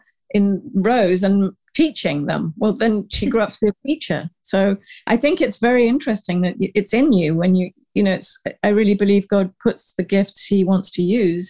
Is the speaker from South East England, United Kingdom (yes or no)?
yes; the New Forest, South East England, United Kingdom; moved away as an adult; also born or lived in Uganda / Paris, France / London, United Kingdom; now in Manhattan, United States; So I'm a British, I was born in Uganda, Africa, raised in England and the New Forest, went to the Sorbonne, worked in London, came to America for just a year, I thought, and I'm still here like over 30 years ago